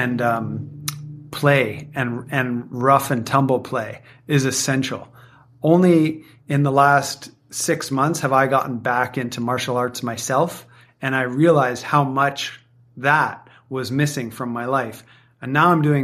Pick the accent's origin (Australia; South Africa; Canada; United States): Canada; I grew up playing hockey in Canada